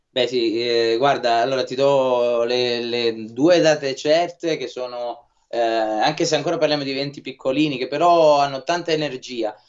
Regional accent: Lucania, Basilicata, Italy; Noi invece siamo Lucani

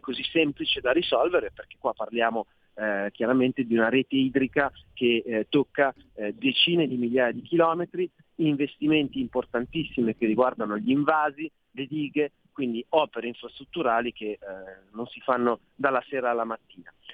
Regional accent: Milan, Lombardy, Italy; da milanesi

